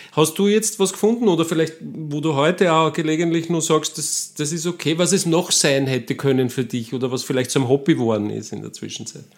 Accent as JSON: {"language": "German", "town": "Gmünd", "region": "Lower Austria", "country": "Austria", "said": "Als Waldviertler aus Gmünd, wie ich es bin"}